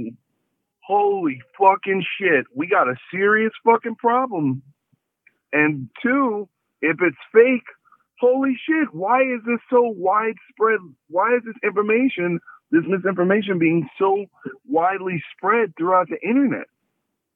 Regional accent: New York City, New York, United States; I grew up in Brooklyn, which is a mixed race city

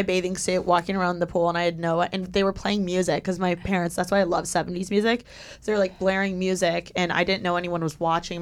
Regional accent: Indiana, United States; born or raised there; moved away as an adult; now in Los Angeles, United States

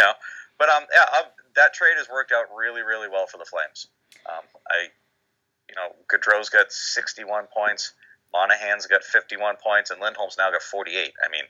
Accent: Massachusetts, United States; I'm from Massachusetts

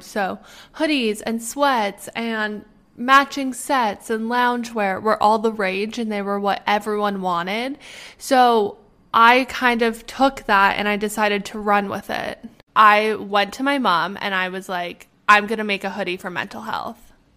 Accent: Canada; also born or lived in Arizona, United States; I'm from Canada

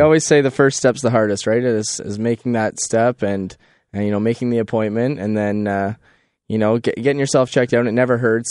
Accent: Thamesford, Ontario, Canada; I am from Thamesford

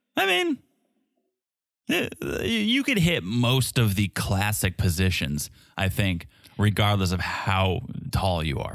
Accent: United States; as an American

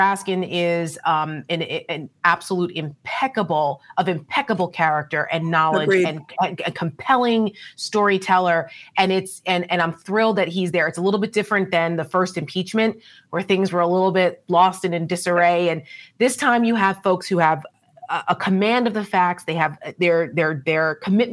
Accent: Paramus, New Jersey, United States; Annual 4th of July parades were a big deal in my hometown in Paramus, New Jersey.

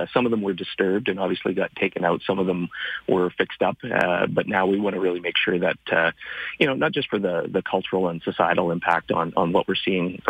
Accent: Calgary, Alberta, Canada; I grew up in Glamorgan.

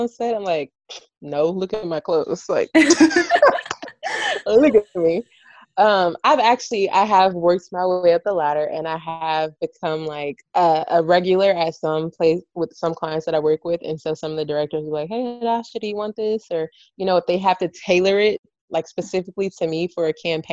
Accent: Rowlett, Texas, United States; moved away; in Rowlett, where we're from

